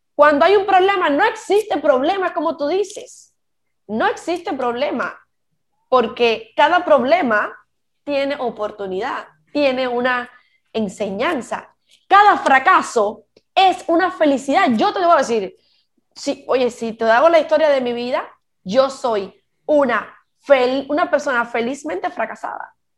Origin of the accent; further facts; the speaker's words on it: Cuba; moved away as an adult; yo como cubana me fui de mi país